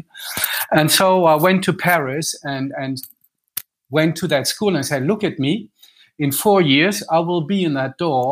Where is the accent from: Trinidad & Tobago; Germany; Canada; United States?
Germany; Düsseldorf, North Rhine-Westphalia; I'm Franco-German. I'm born in Düsseldorf.